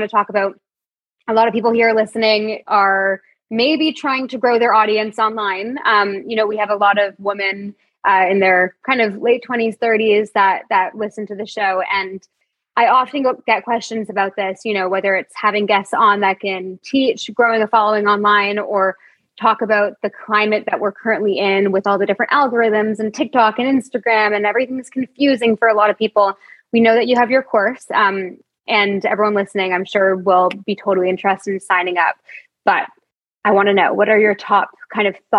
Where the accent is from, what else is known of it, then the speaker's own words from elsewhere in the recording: Toronto, Ontario, Canada; moved away; We are both born and raised in Toronto